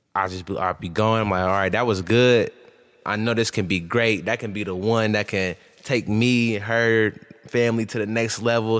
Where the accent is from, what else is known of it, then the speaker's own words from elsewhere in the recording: Columbus, Ohio, United States; also born or lived in Akron, Ohio; then I moved to Columbus